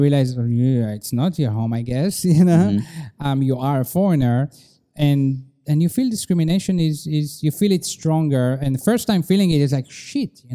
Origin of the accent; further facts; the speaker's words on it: Israel; moved away as an adult; now in China; growing up in Israel